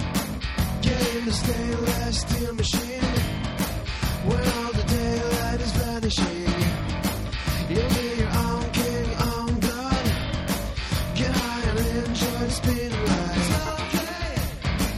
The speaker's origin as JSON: {"language": "English", "region": "New York", "country": "United States", "tie": "born or raised there", "said": "I'm born and raised in New York, also a senior"}